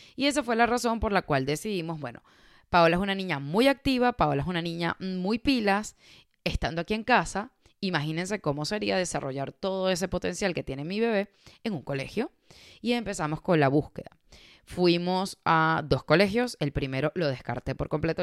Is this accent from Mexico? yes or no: no; Caracas, Capital District, Venezuela; moved away as an adult; Caracas, que es la, la ciudad donde yo nací en Venezuela